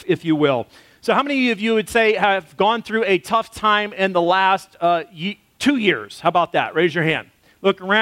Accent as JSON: {"language": "English", "country": "United States", "tie": "born or raised there", "also_born_or_lived": "Texas / Arkansas", "moved": "yes", "said": "I grew up in Texas and Arkansas where we had storm shelters"}